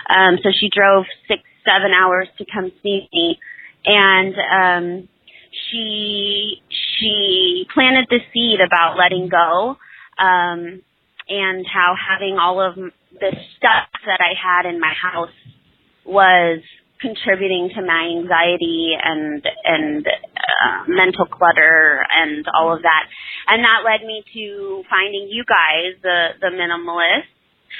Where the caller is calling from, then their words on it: Selma, California, United States; I'm from Selma, California.